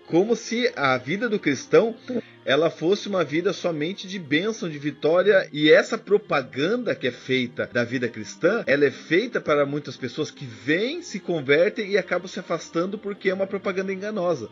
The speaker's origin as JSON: {"language": "Portuguese", "town": "Blumenau", "region": "Santa Catarina", "country": "Brazil", "said": "eu também sou de Blumenau."}